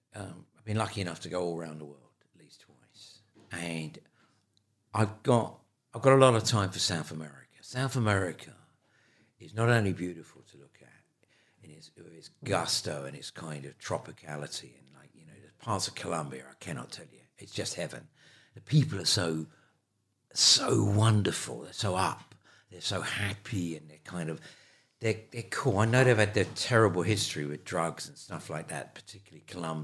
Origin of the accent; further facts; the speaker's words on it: Ireland; you know, I'm Irish and I love Ireland. Ireland is a beautiful, beautiful country.